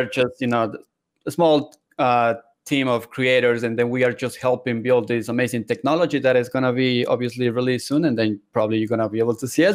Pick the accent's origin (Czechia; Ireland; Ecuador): Ecuador; moved away as an adult; also born or lived in Seattle, Washington; I am originally from South America, Ecuador